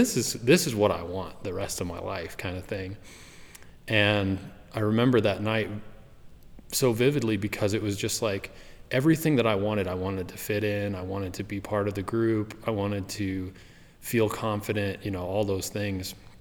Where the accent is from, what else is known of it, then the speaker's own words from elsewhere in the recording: southwestern Wyoming, United States; I grew up in Wyoming, southwestern Wyoming, near the Uinta mountain range